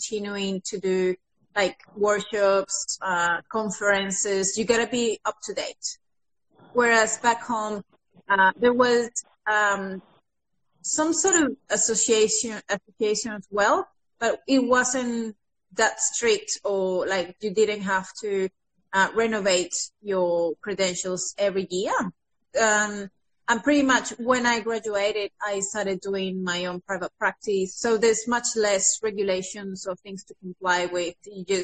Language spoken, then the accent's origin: English; Venezuela; English is a second language; moved away as an adult; now in Australia; So I came from Venezuela 6 years ago. Once I graduated as a dietitian back home